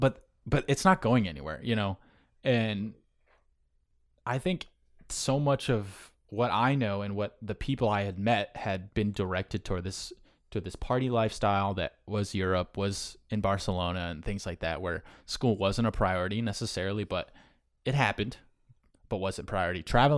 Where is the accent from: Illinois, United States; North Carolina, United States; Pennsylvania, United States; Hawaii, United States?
North Carolina, United States; born there; also born or lived in Syracuse; now in Long Island, United States; I was born in California, North Carolina, where Lejeune is, and then up to Syracuse when he retired.